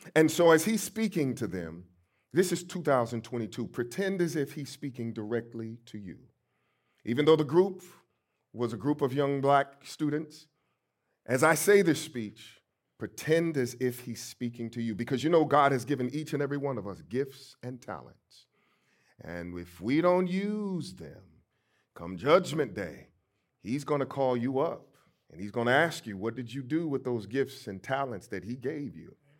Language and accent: English; St. Louis, Missouri, United States; growing up in Saint Louis, Missouri, my great-grandmother, my mother, and my aunt helped to raise me